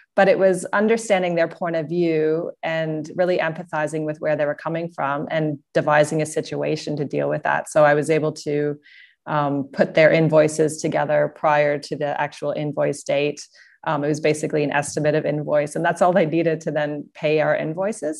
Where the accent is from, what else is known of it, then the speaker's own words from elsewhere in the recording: Canada; moved away as an adult; also born or lived in Singapore; now in Sydney, Australia; I'm based out of Sydney, Australia. And, um, I come from Canada.